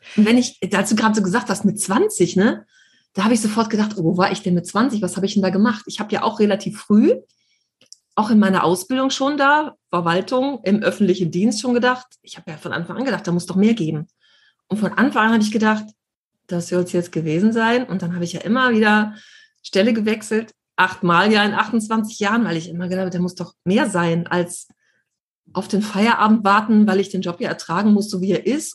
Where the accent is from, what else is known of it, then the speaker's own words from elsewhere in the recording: Düsseldorf, North Rhine-Westphalia, Germany; ich bin noch nie aus Europa raus, immer in Düsseldorf gewohnt